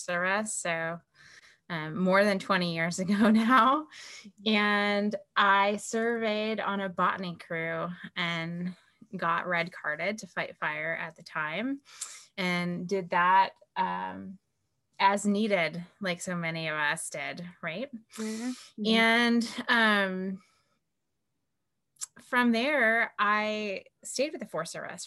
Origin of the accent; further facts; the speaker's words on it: hometown near Wedge Mountain, Washington, United States; when I was little, really young, 14 to be exact, in my hometown, there was a fire called the Rat and Hatchery Creek